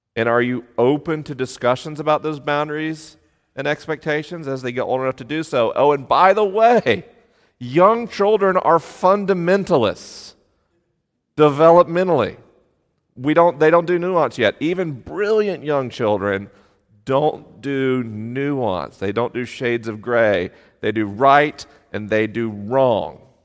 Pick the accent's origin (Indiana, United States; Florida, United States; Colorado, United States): Florida, United States; Tallahassee; moved away; I was popular at school in Tallahassee, Florida, home of the Seminoles